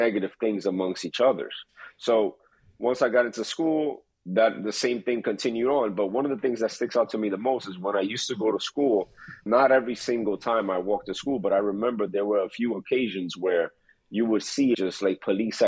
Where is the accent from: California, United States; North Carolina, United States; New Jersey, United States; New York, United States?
New York, United States; New York City; I was brought up in Queens, New York City, to be exact